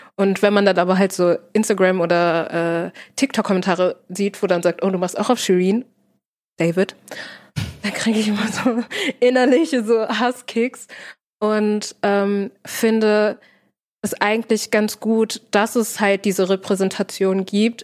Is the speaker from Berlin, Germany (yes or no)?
no; Herne, North Rhine-Westphalia, Germany; ich komme aus Herne, Kranger Kirmes